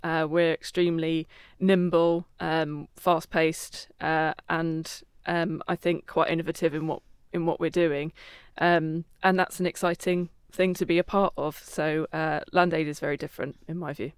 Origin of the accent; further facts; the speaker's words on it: Croydon, London, United Kingdom; I was, uh, in Croydon, my hometown